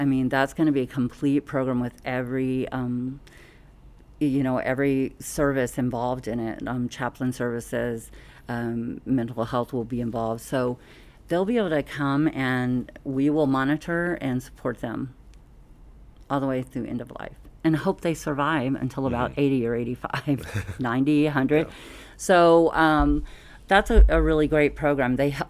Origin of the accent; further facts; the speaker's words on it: Southern US, United States; Oh, thank you. Well, you know, I'm from the South. We sure can talk down there.